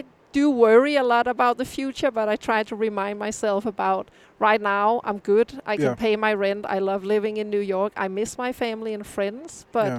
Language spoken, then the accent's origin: English; Copenhagen, Capital Region of Denmark, Denmark; moved away as an adult; now in United States; I'm born and raised in Copenhagen. My parents live in Copenhagen NV.